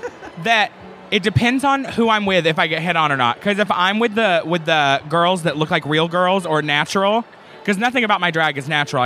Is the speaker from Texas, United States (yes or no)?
no; Arkansas, United States